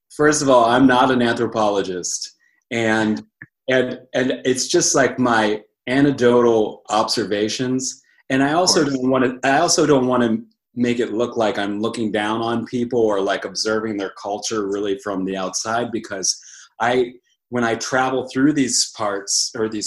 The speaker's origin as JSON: {"language": "English", "country": "United States", "moved": "yes", "lives_now": "Bend, United States", "said": "I'm originally from Franklin County, but I've called Bend, Oregon home for a couple years now."}